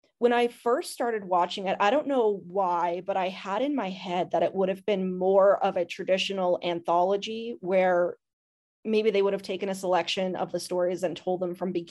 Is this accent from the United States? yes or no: no; Canada; I'm Canadian